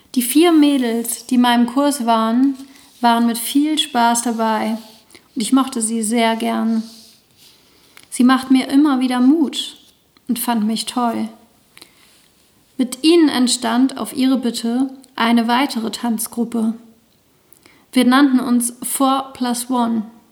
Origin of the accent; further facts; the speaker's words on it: the East, East Germany, Germany; now in Lüneburg, Germany; Durch meine Kindheit im Osten